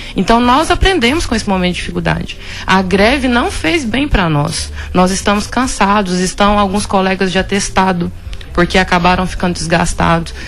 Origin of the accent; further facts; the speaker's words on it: Vila Rica, Mato Grosso, Brazil; moved away as an adult; also born or lived in Goiás; Eu sou filha de Vila Rica, né? Eu morei aqui a minha infância inteira